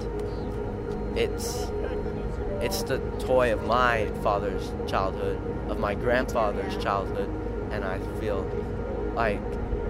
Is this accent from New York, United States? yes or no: no; Dallas, Texas, United States; I'm from Dallas, Texas.